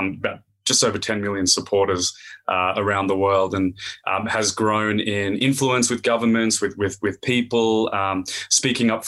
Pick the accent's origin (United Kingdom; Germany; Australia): Australia; accent: Aussie; definitely a strong Aussie accent. I've born and raised in Australia